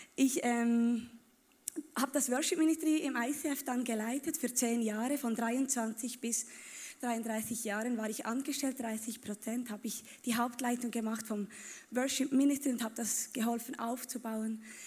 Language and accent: German; Bern, Switzerland; Ich komme aus Bern